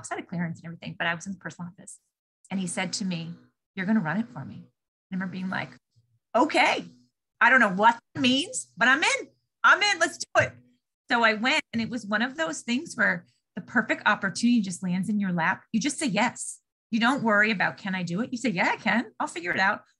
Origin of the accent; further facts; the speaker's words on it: Boston, Massachusetts, United States; moved away as an adult; also born or lived in upstate New York / Wilmington, North Carolina / Fayetteville, North Carolina; I'm from Boston. My parents were from New York.